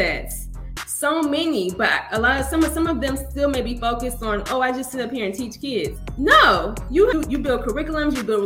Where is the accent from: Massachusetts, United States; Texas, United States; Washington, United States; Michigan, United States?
Michigan, United States; Detroit; moved away as an adult; also born or lived in Tallahassee, Florida / Tennessee / Baton Rouge, Louisiana; I'm originally from Detroit, Michigan, born and raised